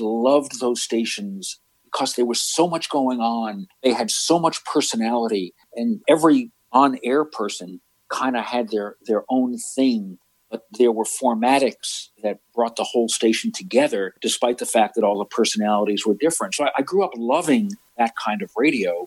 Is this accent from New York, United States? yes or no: yes; New York, United States; I grew up in New York, you know, listening to the WABCs of the world